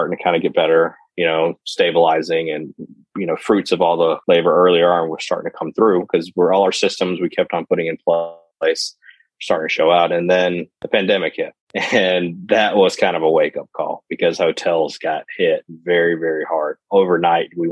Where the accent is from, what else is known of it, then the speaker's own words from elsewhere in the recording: Lexington, Mississippi, United States; I grew up in a small town in Lexington, Mississippi